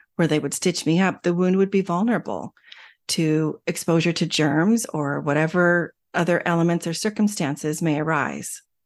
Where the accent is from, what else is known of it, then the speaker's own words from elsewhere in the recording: Arizona, United States; When I was young, growing up in Arizona, we took swimming lessons every single summer